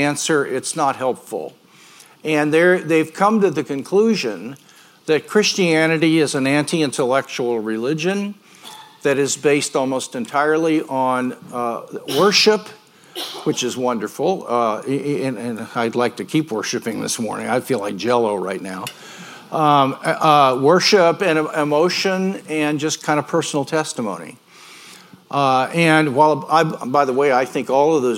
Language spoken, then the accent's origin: English; Grandview, Missouri, United States; moved away as an adult; now in Yorba Linda, United States; I was born and raised in Grandview.